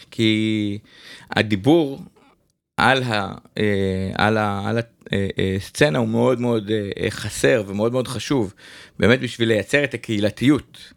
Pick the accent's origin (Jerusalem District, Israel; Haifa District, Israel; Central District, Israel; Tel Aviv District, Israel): Jerusalem District, Israel; Jerusalem; אני ירושלמי, גדלתי במסדרונות האומן 17.